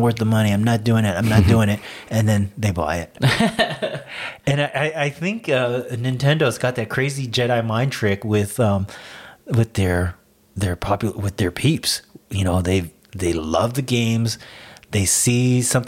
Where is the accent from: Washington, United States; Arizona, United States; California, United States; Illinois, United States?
California, United States; We're from Cali